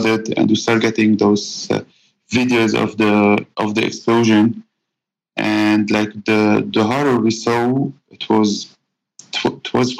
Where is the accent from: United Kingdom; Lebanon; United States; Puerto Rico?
Lebanon; born and raised in Lebanon